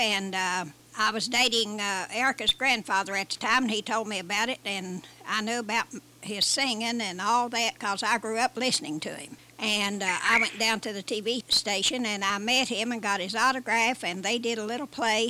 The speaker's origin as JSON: {"language": "English", "region": "West Virginia", "country": "United States", "tie": "born or raised there", "also_born_or_lived": "Cleveland, Ohio", "moved": "yes", "said": "Yeah, I didn't grow up in Cleveland. I lived there for about 16 years. But I was born in West Virginia"}